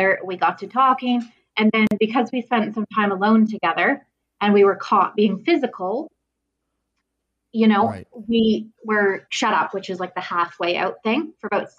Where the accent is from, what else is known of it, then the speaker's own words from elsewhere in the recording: Perth, Ontario, Canada; I was born here in Perth, which is like kind of in Ontario between Ottawa and Kingston.